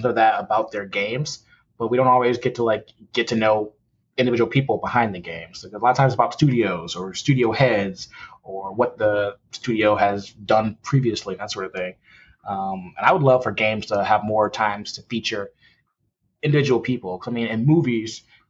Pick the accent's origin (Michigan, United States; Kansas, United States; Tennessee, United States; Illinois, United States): Michigan, United States; Detroit; From Detroit originally, grew up there